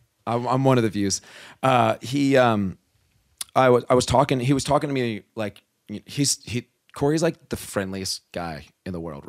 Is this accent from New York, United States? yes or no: no; New Jersey, United States; I'm from New Jersey.